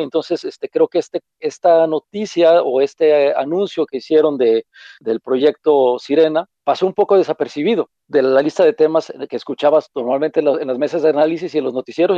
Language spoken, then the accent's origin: Spanish; Mexico; nuestra forma de ser como mexicanos